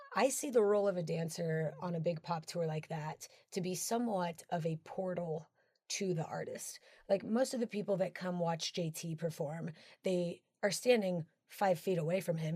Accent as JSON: {"language": "English", "region": "Colorado", "country": "United States", "tie": "born or raised there", "said": "one of my dearest friends is Tony Testa, who uh, we grew up together. We're from Colorado"}